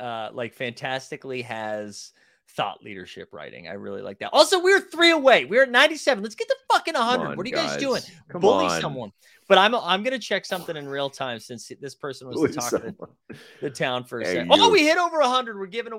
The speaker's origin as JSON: {"language": "English", "region": "England", "country": "United Kingdom", "said": "Dude, I'm from England, and that's bad."}